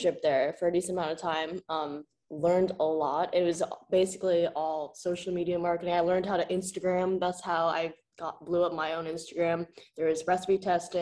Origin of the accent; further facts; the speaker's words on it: New York City, New York, United States; also born or lived in Hunan, China; I grew up in Park Slope